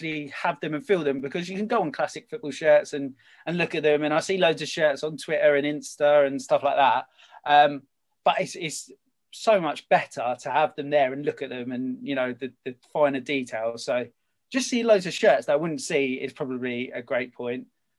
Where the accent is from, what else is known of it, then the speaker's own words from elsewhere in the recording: England, United Kingdom; obviously I'm English, I'm a big England football supporter